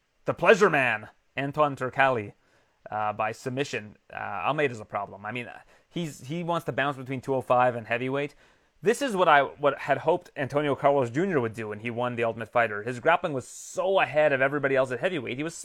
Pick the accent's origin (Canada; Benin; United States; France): Canada; I'm Canadian